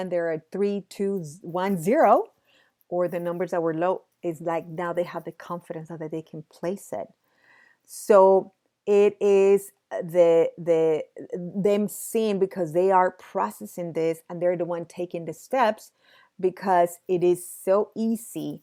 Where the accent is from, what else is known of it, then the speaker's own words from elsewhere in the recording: Mexico City, Mexico; I'm from Mexico City. Mexico City, we get earthquakes usually in September